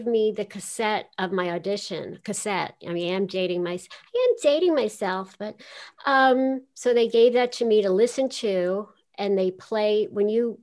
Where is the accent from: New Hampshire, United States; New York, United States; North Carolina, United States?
New York, United States; New York City; I grew up in Queens